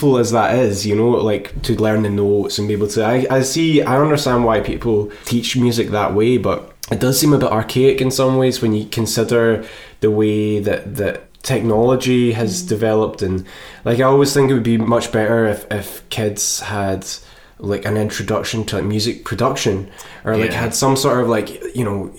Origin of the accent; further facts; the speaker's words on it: Moffat, Scotland, United Kingdom; I'm from Moffat, which is actually like 12... Well, it's pretty close to Thornhill.